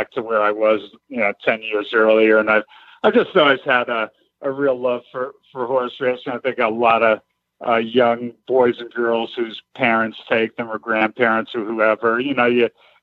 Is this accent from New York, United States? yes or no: yes; New York, United States; also born or lived in Los Angeles, United States; now in Kentucky, United States; I grew up in New York, and in my town outside of New York City